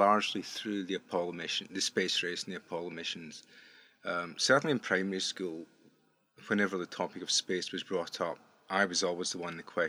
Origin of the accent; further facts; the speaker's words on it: Prestwick, Scotland, United Kingdom; now in Australia; you can tell from my accent, I'm not a native Aussie. I grew up in southwest Scotland, a town called Prestwick.